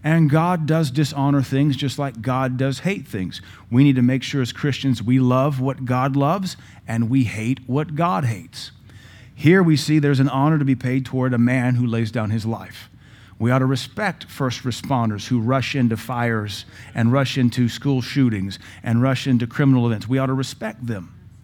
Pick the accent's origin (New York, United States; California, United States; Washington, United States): Washington, United States; Seattle; now in Cookeville, United States; We grew up in Seattle.